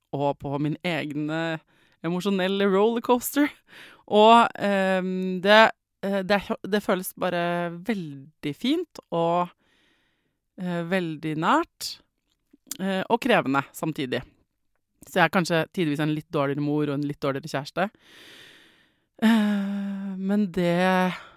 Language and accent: Norwegian; Norway; jeg vet at jeg er født i Norge